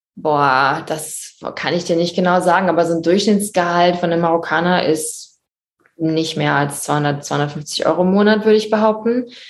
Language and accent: German; Germany; now in Morocco; als Deutsche